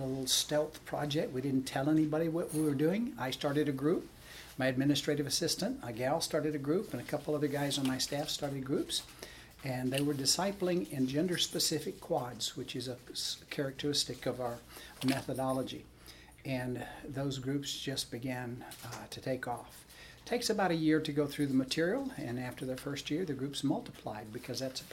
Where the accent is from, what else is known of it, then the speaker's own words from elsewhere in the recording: Miami, Florida, United States; moved away as an adult; also born or lived in Camarillo, California; I was born in Miami, Florida, and my dad was a pastor, Southern Baptist pastor, and I grew up in a pastor's home.